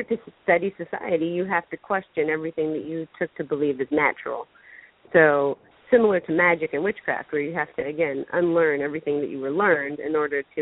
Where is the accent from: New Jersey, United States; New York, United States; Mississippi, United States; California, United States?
California, United States; Orange County; in Orange County where I was growing up